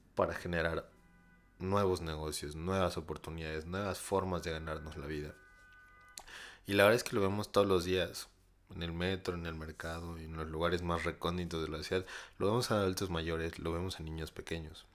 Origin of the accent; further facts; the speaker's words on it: Mexico; somos los mexicanos